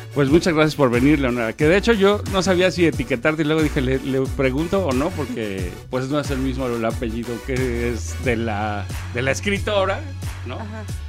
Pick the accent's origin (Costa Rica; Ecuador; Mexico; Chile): Mexico; como mexicanos